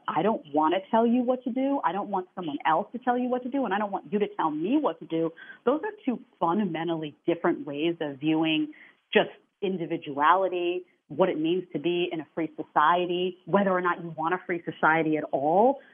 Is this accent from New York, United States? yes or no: yes; New York City, New York, United States; I come from New York City, which is sinking